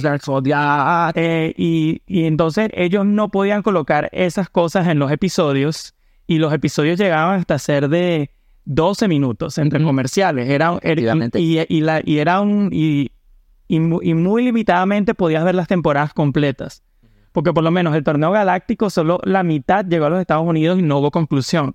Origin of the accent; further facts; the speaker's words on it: Maracay, Aragua, Venezuela; now in United States; yo soy de Maracay